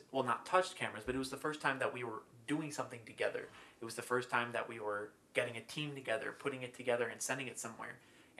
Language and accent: English; Idaho, United States; also born or lived in Arizona; I was born in Idaho